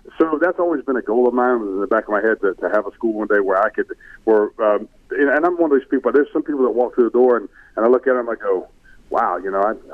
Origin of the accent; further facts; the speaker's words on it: Brunswick, Georgia, United States; I grew up in Brunswick, Georgia